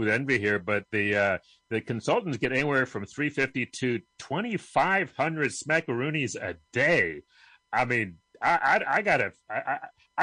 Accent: Rochester, New York, United States; my hometown of Rochester

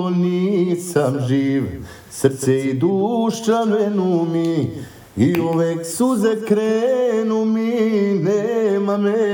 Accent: Sarajevo, Federation of Bosnia and Herzegovina, Bosnia & Herzegovina; moved away; also born or lived in Šabac, Serbia; Radili smo u gradu gde sam ja, u Šapcu, razumeš, inače sam rodom iz Sarajeva

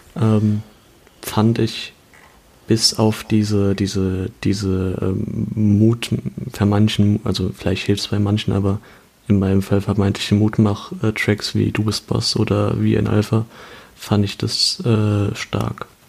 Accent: Kaiserslautern, Rhineland-Palatinate, Germany; meine Heimatstadt Kaiserslautern

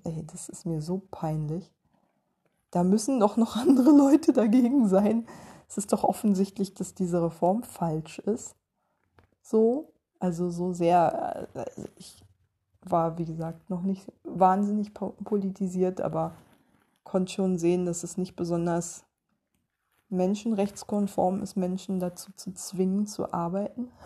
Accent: East Germany, Germany; moved away; mir als Ossi-Kind, das die Wende miterlebt hat

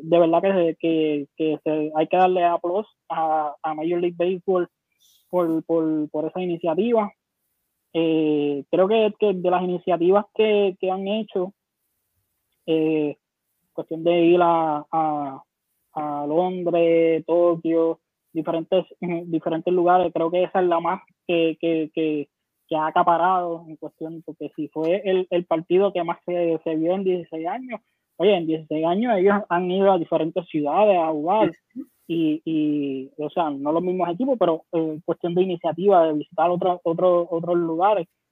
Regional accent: Humacao, Puerto Rico; de Humacao, de mi pueblo, mi pueblo natal

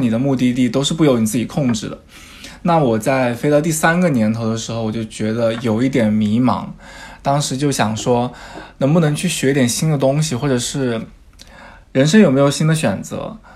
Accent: Jiangxi, China; moved away as an adult; now in London, United Kingdom; 我的老家是江西的一个小地方

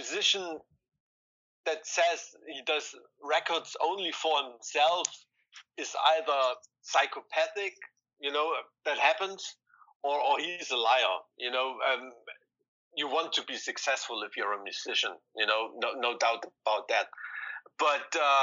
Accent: East Germany, Germany; we're from East Germany. We grew up behind the Iron Curtain

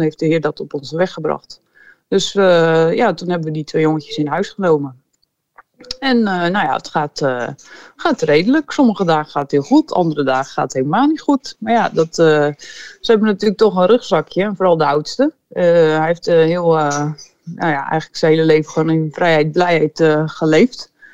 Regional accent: Netherlands; moved away as an adult; now in Moldova; als Nederlanders

